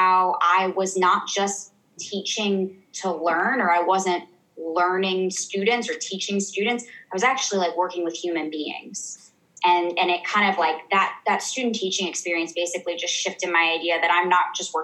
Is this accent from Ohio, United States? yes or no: yes; Ohio, United States; moved away as an adult; also born or lived in South Africa; I'm from Ohio